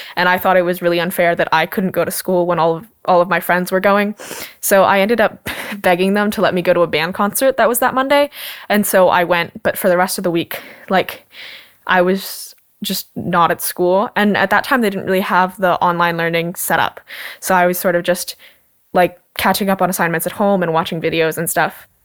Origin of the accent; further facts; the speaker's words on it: Washougal, Washington, United States; I'm 16 years old and I'm from Washougal, Washington.